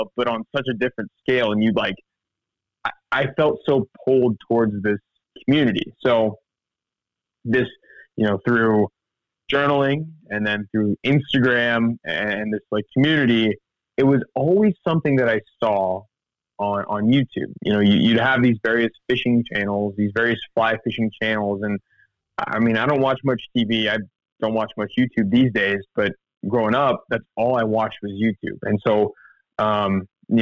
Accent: the Ozarks, Missouri, United States; also born or lived in Kansas; I grew up in the Ozarks in Missouri

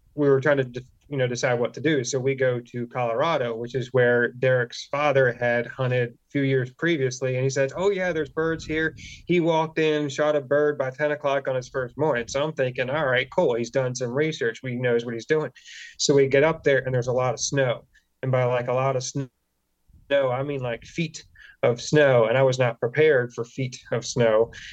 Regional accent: Delaware, United States; also born or lived in South Carolina; I grew up in Delaware. It's not pretty here

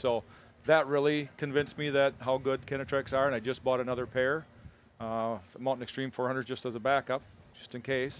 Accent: Wisconsin, United States; we grew up in Wisconsin

